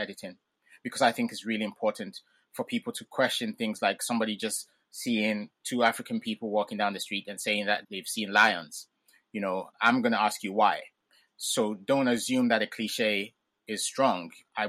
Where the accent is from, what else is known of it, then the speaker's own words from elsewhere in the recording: England, United Kingdom; born there; first language Ga; So I grew up pretty much bilingual. So my parents spoke Ga with me at home. And because I was born in England, outside of the home and on TV, there was English.